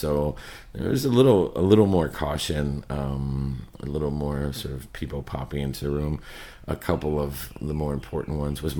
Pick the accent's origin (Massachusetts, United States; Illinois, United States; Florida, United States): Florida, United States; Miami; Because, you know, this book is so much about growing up in Miami, and so the city itself is a character.